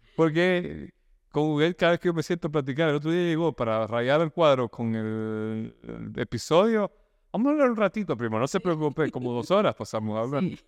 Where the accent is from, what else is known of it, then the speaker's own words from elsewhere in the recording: El Salvador; now in Nicaragua; yo soy salvadoreño que se vino a Nicaragua